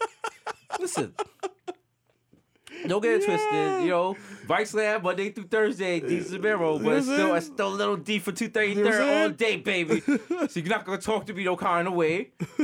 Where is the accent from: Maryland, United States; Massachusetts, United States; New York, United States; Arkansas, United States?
New York, United States; New York City; growing up in the Bronx